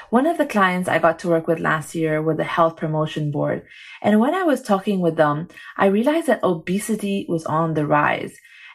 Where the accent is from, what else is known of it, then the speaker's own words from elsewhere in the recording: Egypt; also born or lived in Saudi Arabia; now in Singapore; Actually, I remember as a kid when I came to Singapore, because I didn't grow up here, you know, I grew up in Egypt and Saudi Arabia.